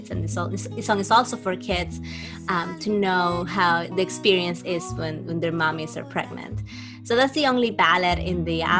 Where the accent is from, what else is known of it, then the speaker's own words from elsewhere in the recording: Trujillo, La Libertad, Peru; moved away as an adult; now in New York, United States; I grew up in Trujillo